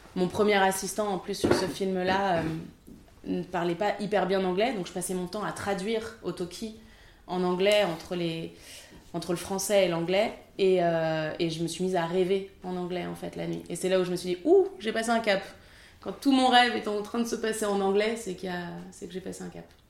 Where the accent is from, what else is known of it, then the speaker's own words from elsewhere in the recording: France; je suis française